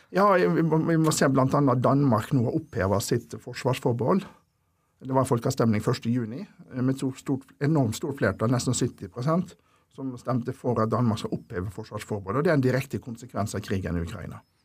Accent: Ålesund, Møre og Romsdal, Norway; moved away as an adult; also born or lived in Molde / Oslo; jeg er jo egentlig fra Ålesund opprinnelig, så jeg tok eh, videregående skole

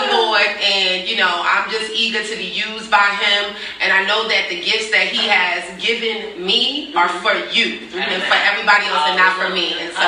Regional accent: New York City, New York, United States; now in Richmond, United States; I am from New York City, Queens, New York, originally. But I've been here in Richmond, Virginia for 19 years.

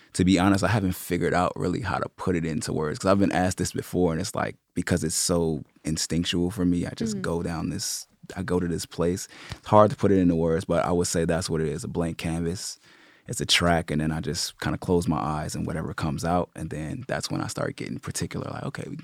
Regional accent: Los Angeles, California, United States; I'm from Los Angeles. I just like to say Los Angeles because I bounced around so much as a kid.

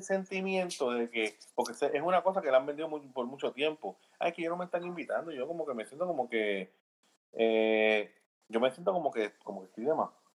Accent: Fajardo, Puerto Rico; now in United States; esa persona nació donde yo nací, Tito

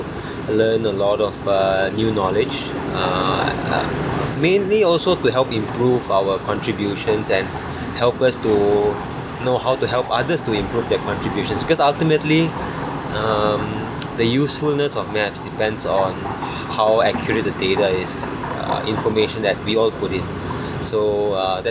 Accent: Kuala Lumpur, Malaysia; from Kuala Lumpur in Malaysia.

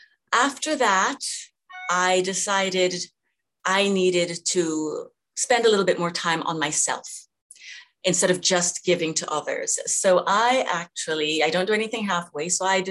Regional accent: Jamaica; I was born in Jamaica. Mm-hmm. And have fond memories. Went to high school there, actually.

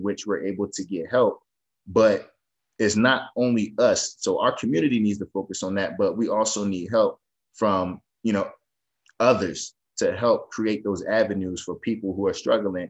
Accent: Northeast, United States; I'm from the Northeast

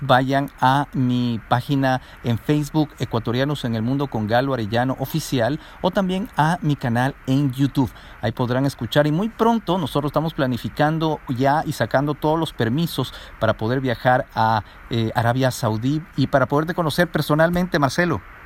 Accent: Ecuador; lo que nosotros estamos acostumbrados como latinos, como ecuatorianos.

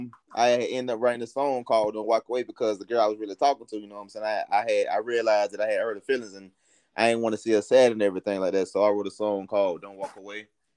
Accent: Tallahassee, Florida, United States; The first song I did was at Riley Elementary School here in Tallahassee, Florida.

